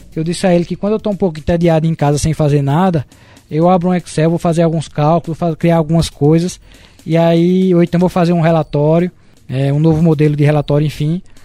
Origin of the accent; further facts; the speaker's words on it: Caruaru, Pernambuco, Brazil; nós somos de Caruaru